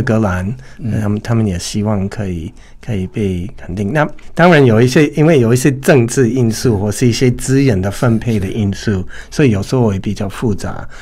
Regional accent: United States; first language English; Chinese is a second language; now in Taiwan; 我是来自美国

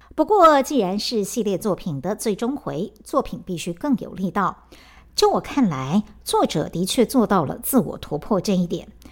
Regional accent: Yuanlin, Changhua County, Taiwan; 园林正好就是我的家乡

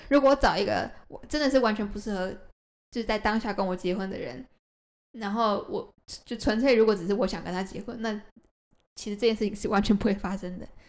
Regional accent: Taiwan; also born or lived in United States; now in Japan; 那我就也只能回台湾啦

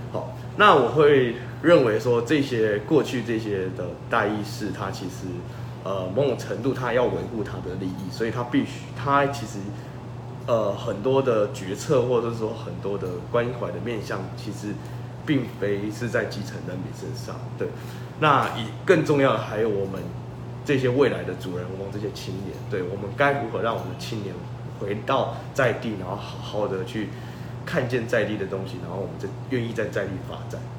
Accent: Changhua County, Taiwan; 我家乡的人，很多人知道我们是福老客嘛

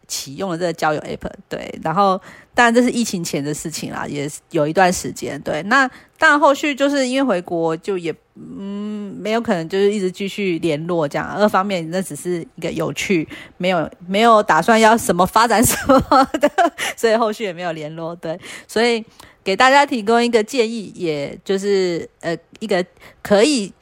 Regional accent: Taiwan; 我们就是台湾人不会想说要

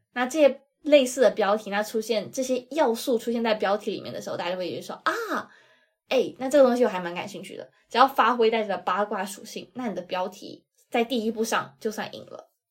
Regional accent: China; 我作为一个 大陆人

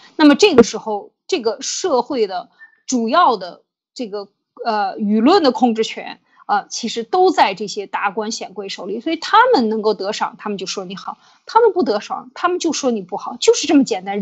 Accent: China; 我们中国人

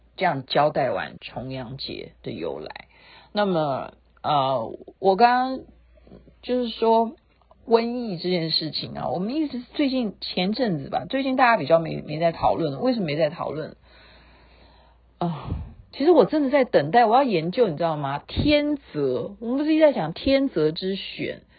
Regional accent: Taiwan; 我们台湾人戴口罩戴得很勤

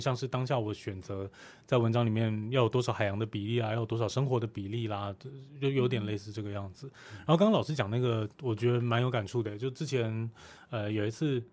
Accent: Kaohsiung, Taiwan; moved away; also born or lived in Taipei; 就是靠前镇那一侧的林雅区那边

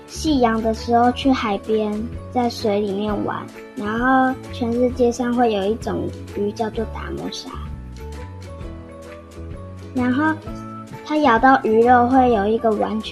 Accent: Hualien County, Taiwan; 我从花莲生出来的。

